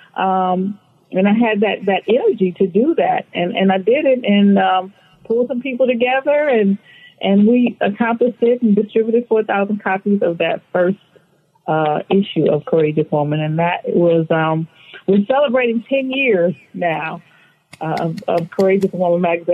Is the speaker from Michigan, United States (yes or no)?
yes; Flint, Michigan, United States; moved away as an adult; now in California, United States; I grew up in Flint, Michigan. Um, so I've been, I grew up there and moved here in my mid 30s into California